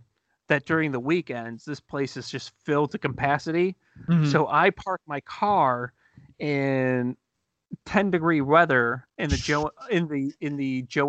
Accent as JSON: {"language": "English", "town": "Cleveland", "region": "Ohio", "country": "United States", "said": "We're from Cleveland."}